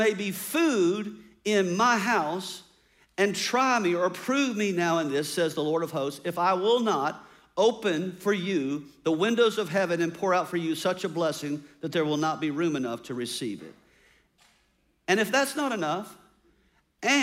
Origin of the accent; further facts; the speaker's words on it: United States; as American independent people